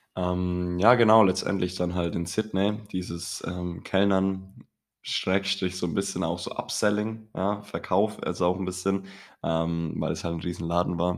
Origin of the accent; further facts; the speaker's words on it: Kronach, Bavaria, Germany; bei uns in Kronach